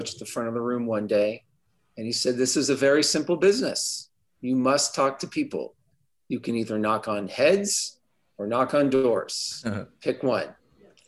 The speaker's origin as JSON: {"language": "English", "region": "Southern California", "country": "United States", "tie": "born or raised there", "moved": "as an adult", "said": "I'm originally from California. I grew up in Southern California."}